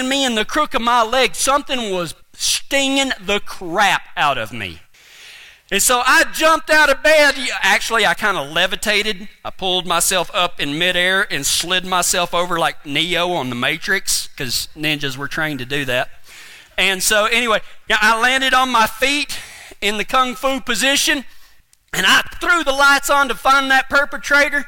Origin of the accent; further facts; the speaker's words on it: West Texas, United States; whenever we moved back into the house that my dad was raised